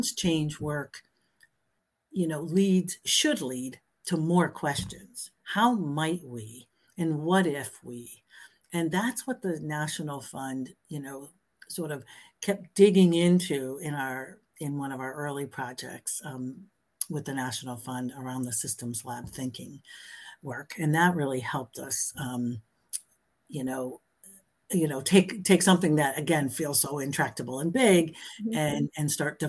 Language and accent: English; Springfield, United States; I was born and raised in Springfield